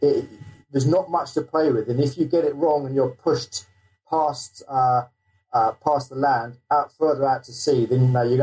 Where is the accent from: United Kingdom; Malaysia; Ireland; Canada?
United Kingdom; South East England; also born or lived in London; I'm actually coming from London, England, and I grew up in the south of England.